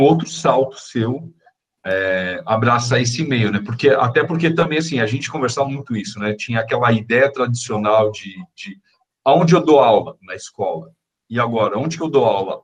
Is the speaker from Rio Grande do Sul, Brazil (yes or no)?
no; São Paulo, Brazil; eu sou de São Paulo